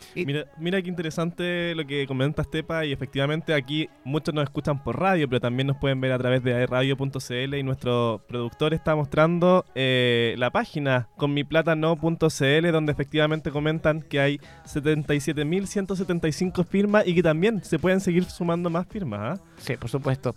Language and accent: Spanish; Biobío, Chile; yo soy de acá del Biobío y me considero completamente mestizo también